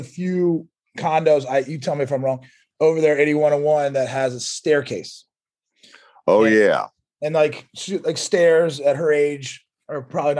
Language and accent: English; United States; I'm in the Hamlet, okay? I grew up here in the Hamlet